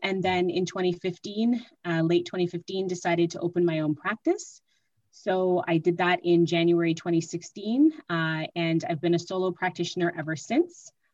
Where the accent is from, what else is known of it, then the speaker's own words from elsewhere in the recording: Mississauga, Ontario, Canada; moved away as an adult; now in Ottawa, Canada; I am originally from Mississauga, and I moved to Ottawa to attend law school